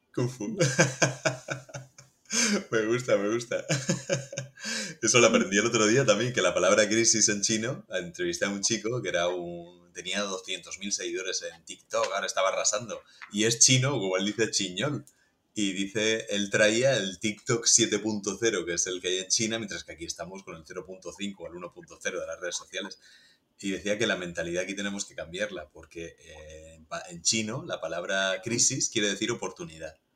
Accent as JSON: {"language": "Spanish", "region": "Region of Murcia", "country": "Spain", "said": "yo soy murciano"}